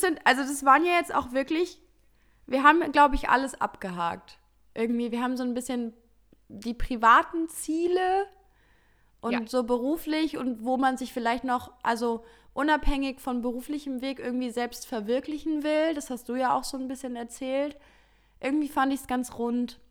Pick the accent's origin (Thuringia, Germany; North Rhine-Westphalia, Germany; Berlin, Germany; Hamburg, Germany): North Rhine-Westphalia, Germany; Heinsberg; ich komme aus Heinsberg